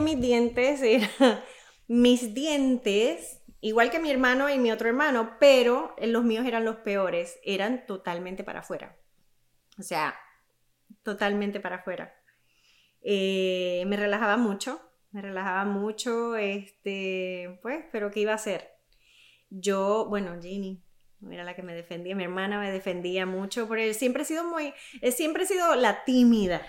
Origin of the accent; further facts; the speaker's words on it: Toa Alta, Puerto Rico; also born or lived in San Juan / Bayamón; yo crecí, bueno, nací en San Juan, pero solamente ese día. Eh, crecí entre Bayamón y en Toalta. Vivíamos en Puerto Rico.